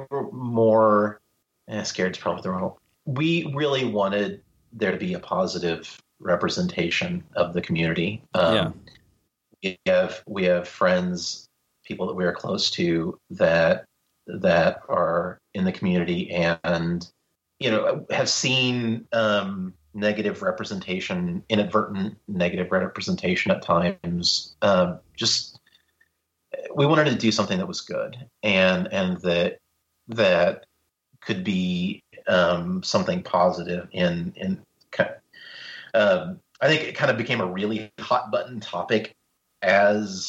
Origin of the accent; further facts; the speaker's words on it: Missouri, United States; also born or lived in Anderson, Missouri; I live in Joplin, Missouri. It's a small town in the southwest corner of the state